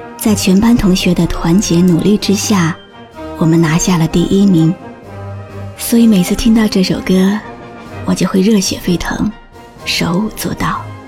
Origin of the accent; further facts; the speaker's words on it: China; 我是中国人